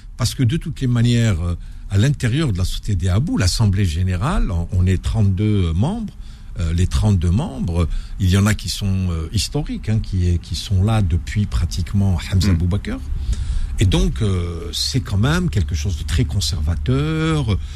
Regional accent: Algeria; moved away as an adult; also born or lived in Algiers; now in Paris, France; j'étais à la fois algérien et français

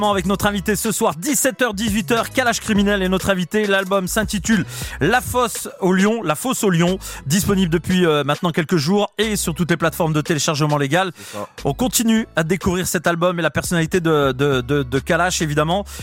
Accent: Nantes, Pays de la Loire, France; moved away as an adult; now in Paris, France; Moi, j'habitais à Nantes, je suis originaire de Nantes. J'avais 17 ans

